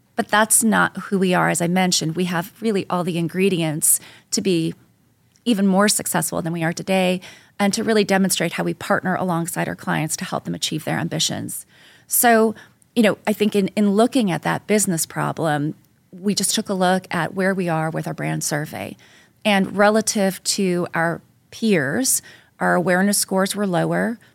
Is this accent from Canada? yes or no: yes; Canada; moved away as an adult; now in New York, United States; I'm, I'm originally from Canada